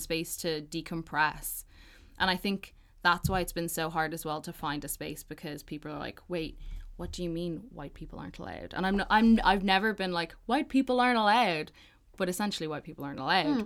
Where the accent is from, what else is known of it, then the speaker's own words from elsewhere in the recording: Balbriggan, Leinster, Ireland; the people that I grew up with in Balbriggan, shout out B10